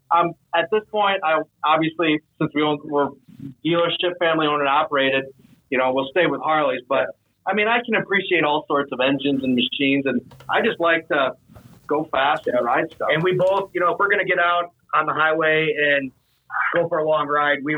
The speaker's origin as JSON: {"language": "English", "town": "Sioux Falls", "region": "South Dakota", "country": "United States", "said": "we're from Sioux Falls, South Dakota"}